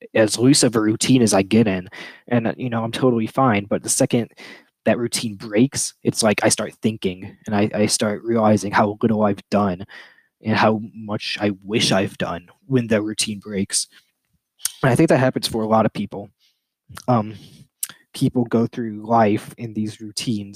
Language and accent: English; United States; I'm American. I live in a first world country.